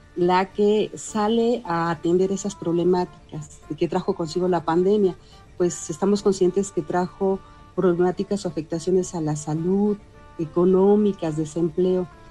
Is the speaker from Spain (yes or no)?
no; Mexico; el arraigo que tenemos como sociedad mexicana